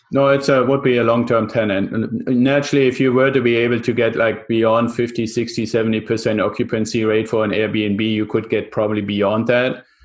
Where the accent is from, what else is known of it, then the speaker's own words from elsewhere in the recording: Germany; also born or lived in San Diego area, United States; now in San Diego, United States; I'm originally from Germany, still have a little bit of the accent, live in the San Diego area